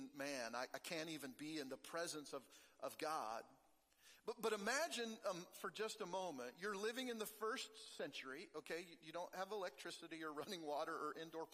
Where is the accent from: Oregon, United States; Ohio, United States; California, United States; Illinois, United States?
Oregon, United States; now in Kansas, United States; I grew up in Oregon